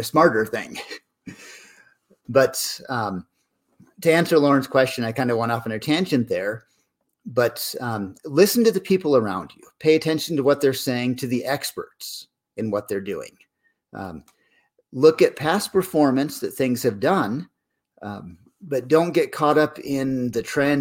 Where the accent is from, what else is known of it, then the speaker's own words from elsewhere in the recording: Corning, New York, United States; I grew up in Corning, New York